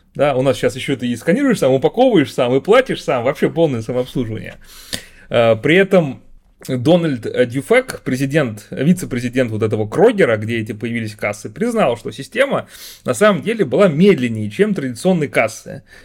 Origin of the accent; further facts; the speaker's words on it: Russia; Я родился и живу в России.